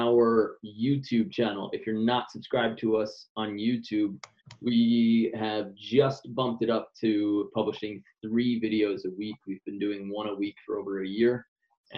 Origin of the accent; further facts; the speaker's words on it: New York, United States; now in Hermosa Beach, United States; I'm from Queens, New York